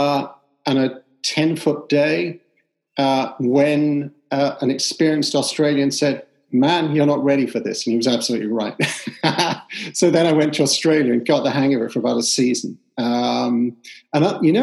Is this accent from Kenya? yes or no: no; London, United Kingdom; when I was a kid growing up in East London